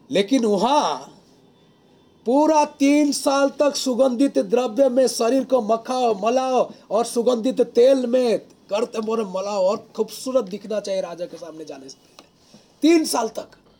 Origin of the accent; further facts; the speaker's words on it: Odisha, India; moved away; मैं उड़ीसा से हूँ